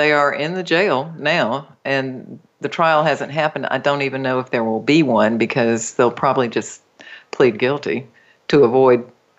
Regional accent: North Carolina, United States; moved away; I grew up close to the Rez in North Carolina.

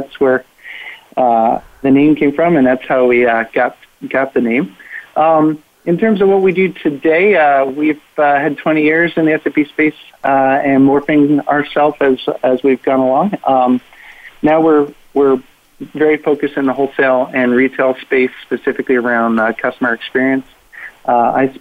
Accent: Williamsburg, Virginia, United States; I'm in Williamsburg, Virginia, which is my hometown

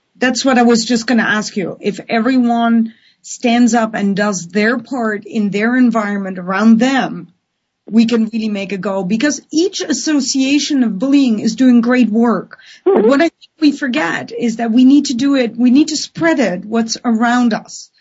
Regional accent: Netherlands; now in Vancouver, Canada; I have a Dutch passport and I feel Dutch.

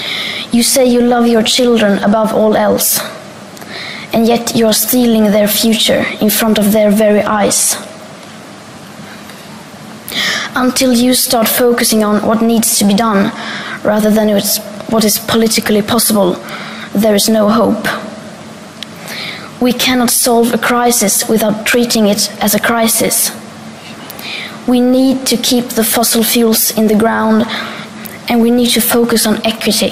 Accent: Sweden; I am 15 years old and I'm from Sweden.

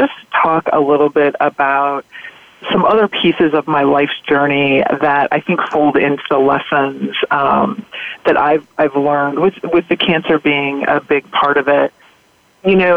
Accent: California, United States; moved away as an adult; also born or lived in Ohio / Midwest; I was born in Ohio in the Midwest. I was raised predominantly in California and then moved back to the Midwest

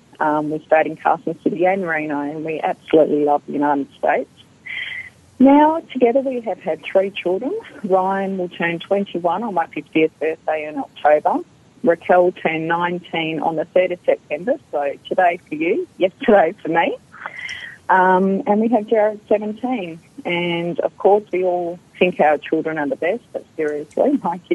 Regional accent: Perth, Western Australia, Australia; accent: Australian; I grew up in Perth my whole life with a mum and dad

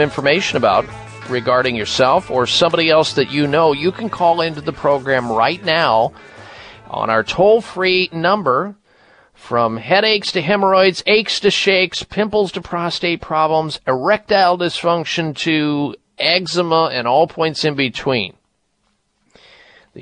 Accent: Midwest, United States; I grew up in the Midwest

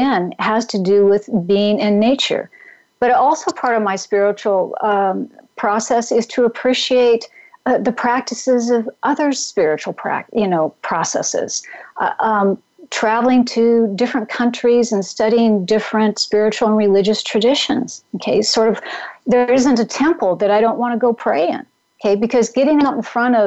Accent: Pacific Northwest, United States; moved away; also born or lived in Mount Tamalpais area, California; I grew up in the Pacific Northwest

